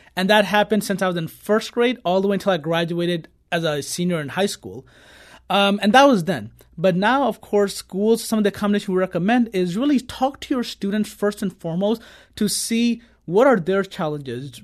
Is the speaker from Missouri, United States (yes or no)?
yes; Kirkwood, Missouri, United States; I grew up in Kirkwood my entire life from elementary, middle, and high school